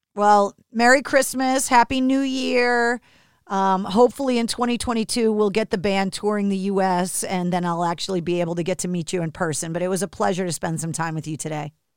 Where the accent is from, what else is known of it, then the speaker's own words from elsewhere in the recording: Boston, Massachusetts, United States; growing up in New England, in America